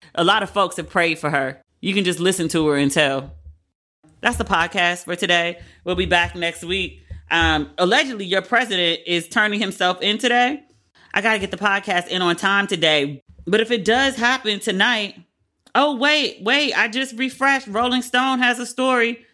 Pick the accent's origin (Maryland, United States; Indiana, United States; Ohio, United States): Maryland, United States; moved away; I'm from Maryland, but I, am on the PG County side